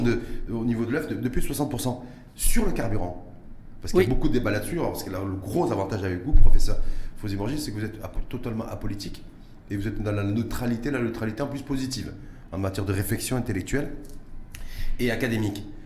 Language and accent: French; Morocco; chez nous, au Maroc